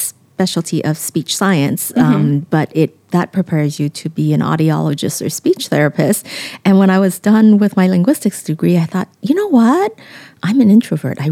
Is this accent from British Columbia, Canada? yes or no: yes; Vancouver, British Columbia, Canada; English is a second language; moved away; also born or lived in Hong Kong; I grew up a city girl. I grew up in Hong Kong and then Vancouver.